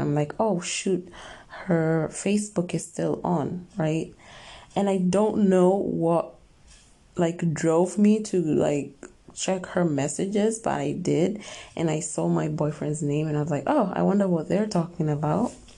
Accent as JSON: {"language": "English", "country": "Kenya", "tie": "born or raised there", "moved": "as an adult", "lives_now": "Dubai, United Arab Emirates", "said": "I was born and raised in Africa, Kenya, and I've lived there for like 22 years and then I moved to Dubai"}